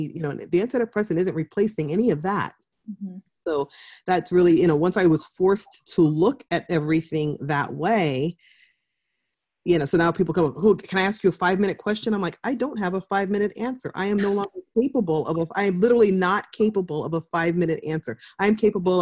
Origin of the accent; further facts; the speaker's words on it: California, United States; I grew up in California